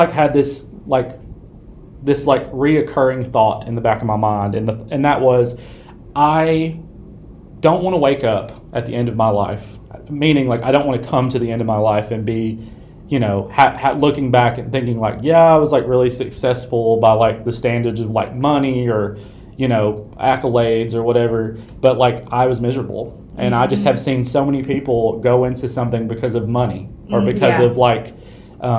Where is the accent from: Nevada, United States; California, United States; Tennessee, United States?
Tennessee, United States; West; I am was born and raised in Tennessee, in West Tennessee specifically.